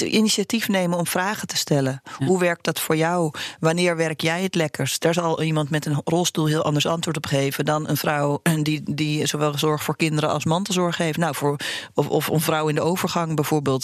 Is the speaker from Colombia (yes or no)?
no; Uganda; now in Netherlands; ik ben in Oeganda geboren